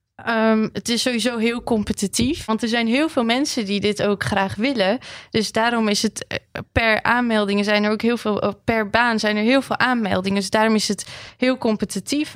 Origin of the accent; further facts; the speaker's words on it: Armenia; now in Netherlands; Ik kom zelf ook uit Armenië.